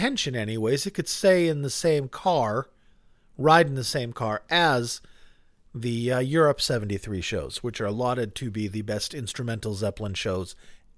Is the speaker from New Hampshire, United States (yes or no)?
yes; New Hampshire, United States; moved away; I grew up in New Hampshire where you went to work if it snowed